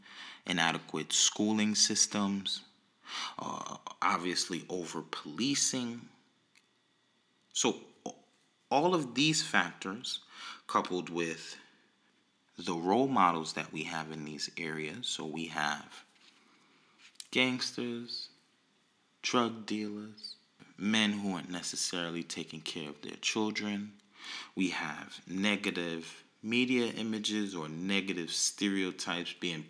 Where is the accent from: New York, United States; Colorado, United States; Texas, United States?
New York, United States; New York City; I'm from Brooklyn